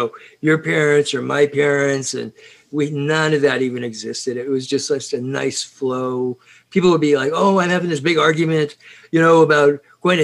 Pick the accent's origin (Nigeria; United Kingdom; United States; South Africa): United Kingdom; Scotland; in my house, because you see, we're Scottish